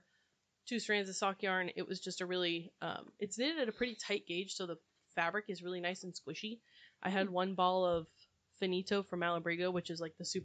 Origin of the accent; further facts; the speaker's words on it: Fillmore, California, United States; I grew up in Fillmore